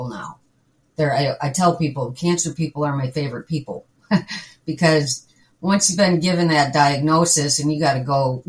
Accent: Midwest, United States; also born or lived in Wisconsin; I'm a Midwesterner

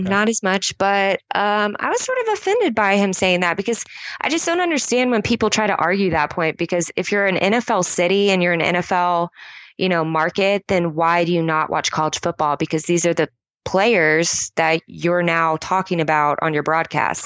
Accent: United States; I'm American. Proud to be an American

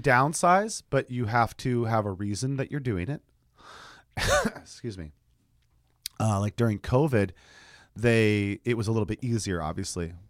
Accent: United States; I'm that American

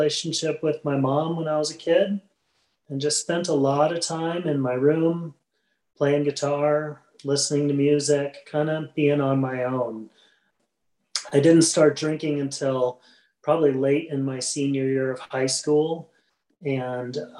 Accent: Midwest, United States; I was raised in the Midwest

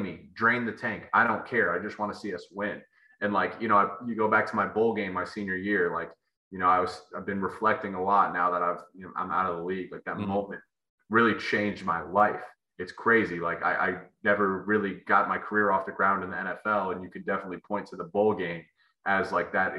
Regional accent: Columbus, Ohio, United States; moved away as an adult; also born or lived in Michigan; I grew up a kid in Columbus, Ohio.

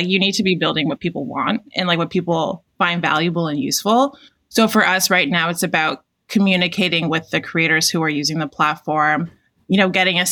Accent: Toronto, Ontario, Canada; I'm Canadian, so I'm from Toronto.

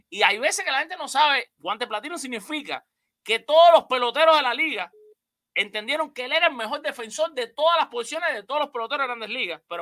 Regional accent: Miami, Florida, United States; Esta llamada está entrando, bueno, dice 786, así que está de aquí, de Miami, de mi tierra.

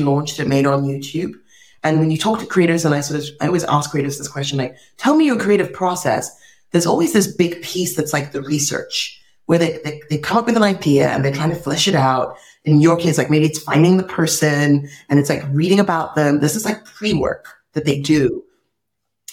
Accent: Nigeria; I'm this Nigerian girl

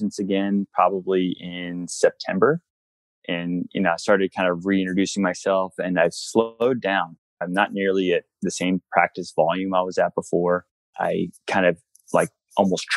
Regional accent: Pennsylvania, United States; moved away; also born or lived in Colorado; I'm from Pennsylvania originally.

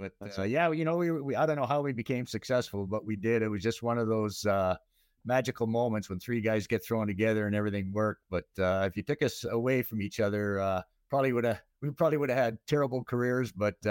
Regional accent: Calgary, Alberta, Canada; Calgary. Calgary, Alberta, Canada. Yeah, and yeah, as soon as the career was over, we moved back here. So yeah, just played all my minor hockey here.

